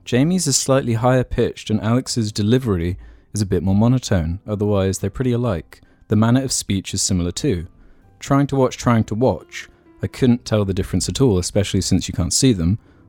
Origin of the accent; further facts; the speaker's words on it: Australia; I'm Australian, and so I believe I have a better grasp on the Queen's English than the average American.